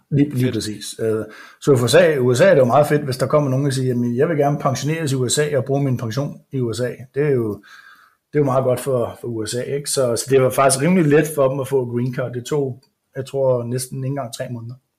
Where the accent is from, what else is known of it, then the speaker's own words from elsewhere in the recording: Denmark; moved away as an adult; now in United States; som dansker